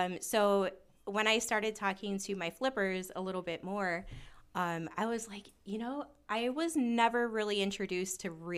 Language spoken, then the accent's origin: English; Chicago, Illinois, United States; I actually grew up in South Chicago